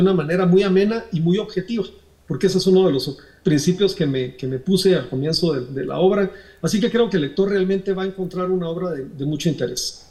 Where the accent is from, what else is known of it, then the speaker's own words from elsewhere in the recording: Guatemala; nosotros aspiramos como guatemaltecos